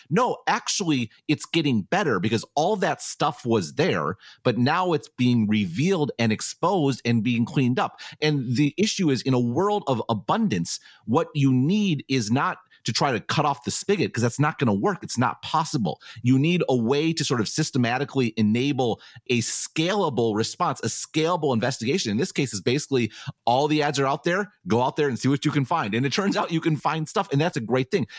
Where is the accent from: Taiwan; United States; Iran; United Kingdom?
Taiwan; I'm from Taiwan